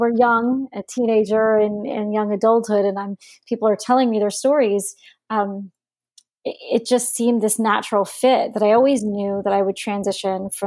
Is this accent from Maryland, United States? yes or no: yes; Prince George's County, Maryland, United States; also born or lived in Bayonne, New Jersey / Washington, D.C. / Virginia; I was born in Bayonne, New Jersey in 1966. When I was two, my family moved to Washington, D.C., and then we had a home in Maryland. So I was raised in Prince George's County